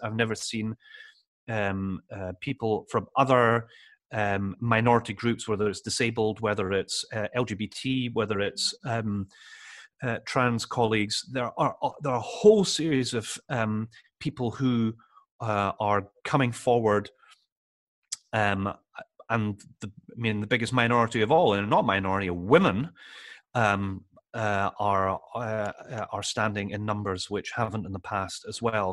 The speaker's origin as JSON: {"language": "English", "town": "Edinburgh", "region": "Scotland", "country": "United Kingdom", "tie": "born or raised there", "also_born_or_lived": "London", "said": "I'm from Edinburgh Central, it's where I went to primary school, where I went to secondary school"}